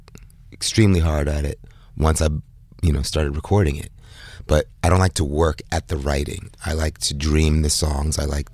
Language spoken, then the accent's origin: English; New York City, New York, United States; moved away as an adult; also born or lived in Bed-Stuy, Brooklyn / Bahamas; now in Paris, France; I'm from New York. I lived here many, many years, as you know. But, I live between Paris and the Bahamas right now.